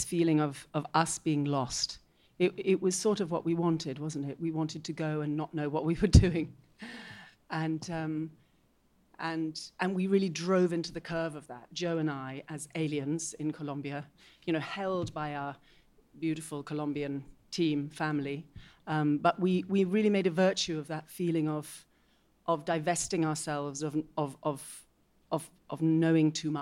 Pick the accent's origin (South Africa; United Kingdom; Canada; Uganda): United Kingdom; Scotland; as a Scot